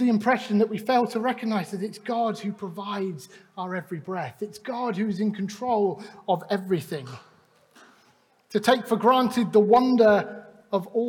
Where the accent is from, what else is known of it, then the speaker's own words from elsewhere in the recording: Clevedon, South West England, United Kingdom; also born or lived in Glasgow; we moved just south of Bristol. And we were part of a Baptist church in Clevedon. I grew up in that church